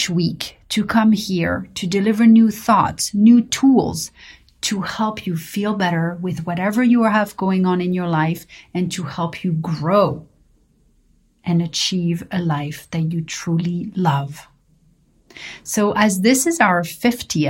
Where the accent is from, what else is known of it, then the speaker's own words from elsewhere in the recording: Paris, Île-de-France, France; growing up in Paris